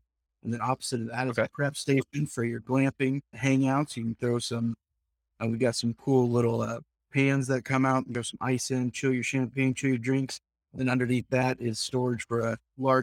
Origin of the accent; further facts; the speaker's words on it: Southern Iowa, United States; I'm from Southern Iowa